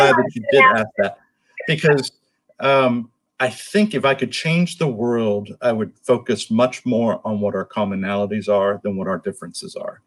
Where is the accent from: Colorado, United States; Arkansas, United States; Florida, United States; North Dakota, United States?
Florida, United States; Miami; moved away as an adult; now in North Florida, United States; I grew up in Miami and now live in North Florida